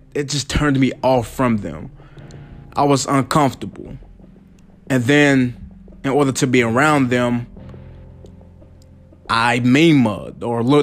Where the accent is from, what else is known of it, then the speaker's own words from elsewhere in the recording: the South, United States; I'm from the South, where people pronounce potato, potato.